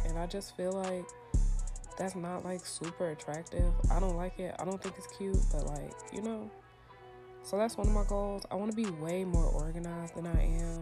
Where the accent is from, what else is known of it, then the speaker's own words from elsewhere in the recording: Stone Mountain, Georgia, United States; moved away as an adult; also born or lived in Tennessee; I'm from Stone Mountain, Georgia